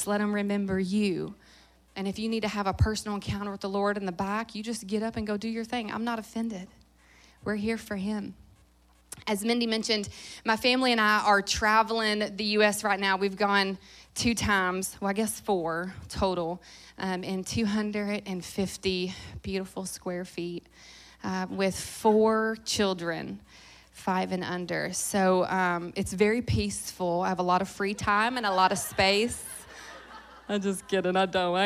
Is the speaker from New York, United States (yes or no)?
no; Louisville, Kentucky, United States; moved away; Kentucky has been a significant place for me, not just because I grew up here